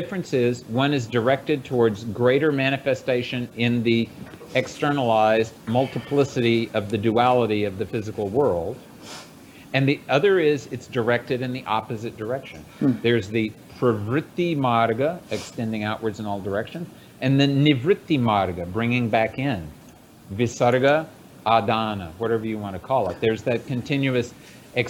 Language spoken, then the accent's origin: English; United States; I was born in the West, in the United States